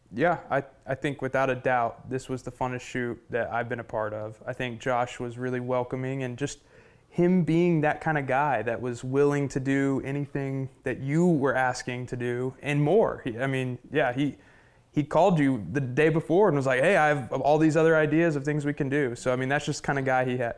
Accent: Oklahoma, United States; I'm from Oklahoma

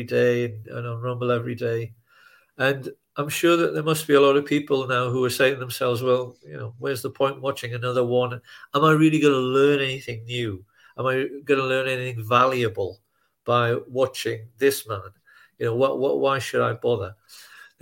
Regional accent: United Kingdom; I'm British

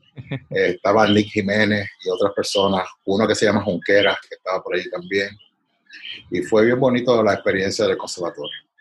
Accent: Canóvanas, Puerto Rico; moved away as an adult; also born or lived in Santurce / Boston; he vivido en Canóvanas y, soy de Canóvanas

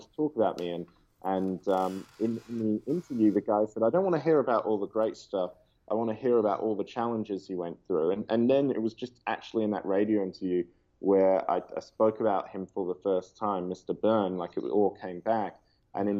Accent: Perth, Western Australia, Australia; growing up in Perth

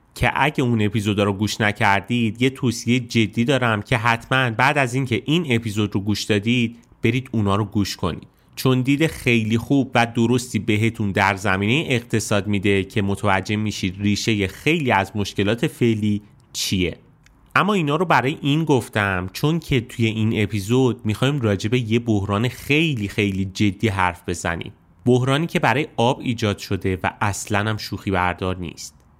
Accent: Isfahan, Iran; زادگاه من یعنی شهر اصفهان

